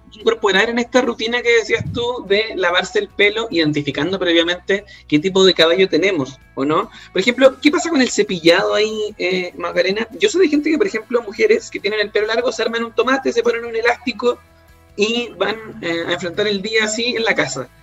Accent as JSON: {"language": "Spanish", "country": "Chile", "said": "los chilenos, las chilenas"}